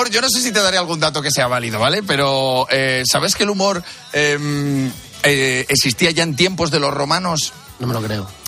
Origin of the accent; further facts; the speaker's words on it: Valladolid, Castile and León, Spain; Claro, pues yo soy, yo soy de Valladolid